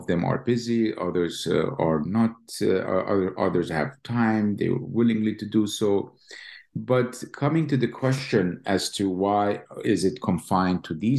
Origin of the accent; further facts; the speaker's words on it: East Jerusalem, Jerusalem District, Israel; now in Lincoln, United States; As you know, Roberto, I was born and raised in East Jerusalem, graduated from the Hebrew University and came to Columbia